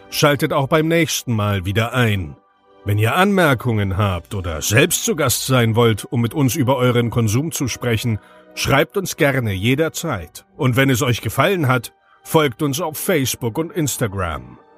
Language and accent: German; Berlin, Germany; ich komme aus Berlin, wohne jetzt hier und so.